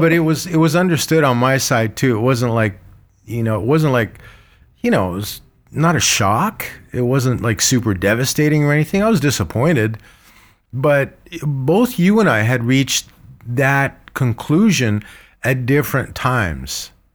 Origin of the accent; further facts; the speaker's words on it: Egypt; moved away; I was born in Egypt, uh, with an Armenian name like